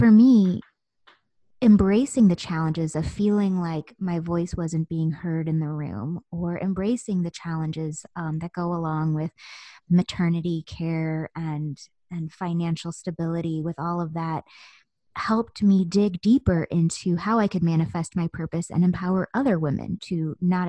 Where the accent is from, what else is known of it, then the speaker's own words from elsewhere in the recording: Southern United States, United States; also born or lived in Virginia Beach, Virginia / New York; Growing up in the Southern United States